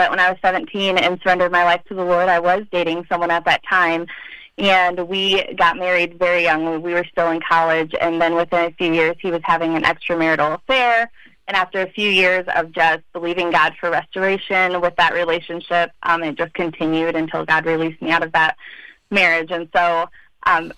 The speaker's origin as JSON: {"language": "English", "town": "Union City", "region": "Michigan", "country": "United States", "tie": "born or raised there", "said": "I'm from Union City"}